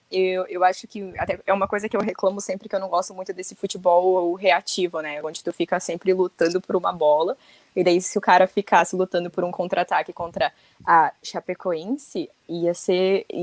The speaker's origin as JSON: {"language": "Portuguese", "region": "Rio Grande do Sul", "country": "Brazil", "said": "porque eu sou aqui da Serra, mas eu sempre que possível tava no Beira Rio, né?"}